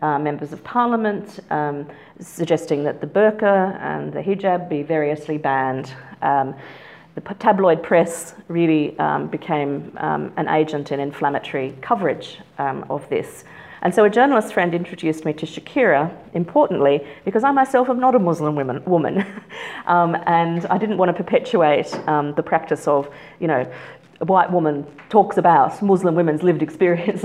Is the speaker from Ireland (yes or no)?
no; Australia; moved away as an adult; also born or lived in Canberra, Australia; now in Oxford, United Kingdom; we are both Australian